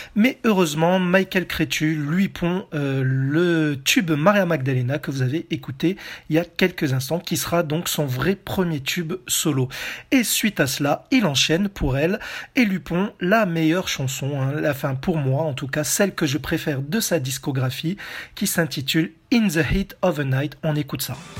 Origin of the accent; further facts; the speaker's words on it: France; chez nous en France